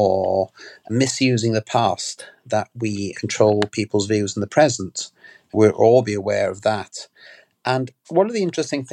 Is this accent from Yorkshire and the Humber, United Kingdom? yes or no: no; Wales, United Kingdom; I come to this from as a Welsh background